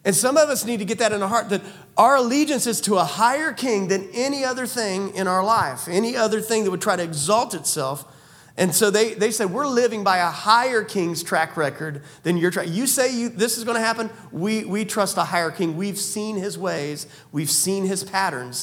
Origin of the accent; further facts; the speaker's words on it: United States; I'm also an American.